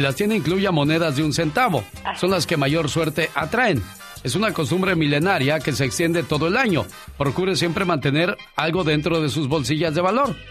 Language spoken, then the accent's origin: Spanish; Coahuila, Mexico; moved away; Salí de Coahuila, pero Coahuila nunca salió de mí